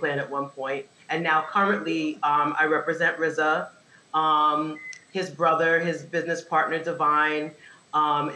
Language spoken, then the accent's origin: English; New York City, New York, United States; also born or lived in Nashville, Tennessee; born and raised in Staten Island, New York